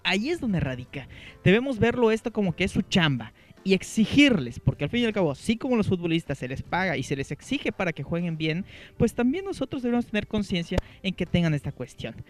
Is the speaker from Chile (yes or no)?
no; Mexico; nosotros como, mexicanos